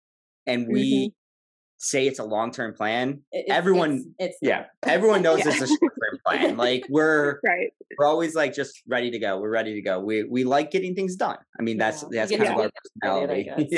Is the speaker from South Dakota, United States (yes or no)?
no; Illinois, United States; like she said, you know, 5-year plan moving to kind of my hometown in Illinois.